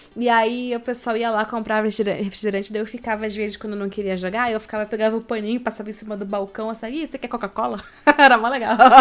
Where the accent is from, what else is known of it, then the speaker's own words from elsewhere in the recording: Joinville, Santa Catarina, Brazil; moved away as an adult; also born or lived in Rio de Janeiro; now in São Paulo, Brazil; eu sou de Joinville, Santa Catarina